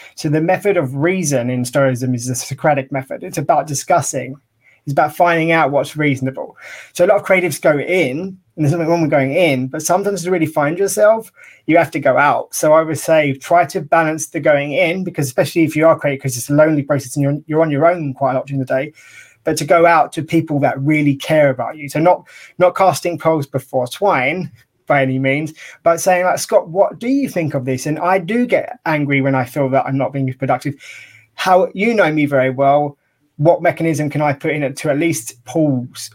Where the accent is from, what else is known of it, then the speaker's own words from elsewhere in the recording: United Kingdom; being British